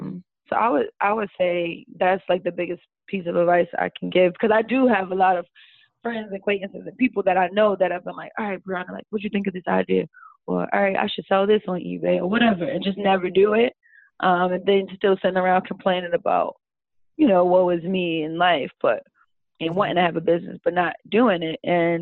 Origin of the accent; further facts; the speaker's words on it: United States; I don't know, we're Americans, we have been here our whole lives, we're detached from Africa, like, naturally.